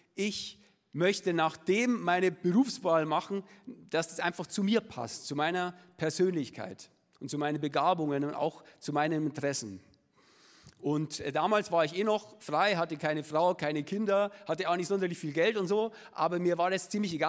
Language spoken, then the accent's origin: German; Munich, Bavaria, Germany; accent: Upper Bavarian; ich äh, bin gebürtiger Münchner